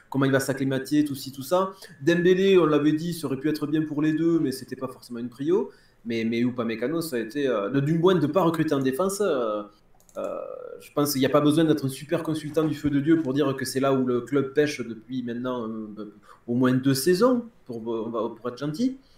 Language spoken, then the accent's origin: French; Toulouse, Occitania, France; ça me fait plaisir hein, en tant que Toulousain de les voir patauger un petit peu.